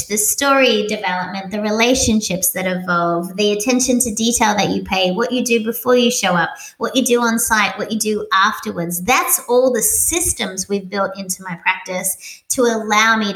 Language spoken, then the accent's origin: English; Australia; moved away as an adult; also born or lived in Sydney, Australia; now in Doylestown, United States; I'm little Australian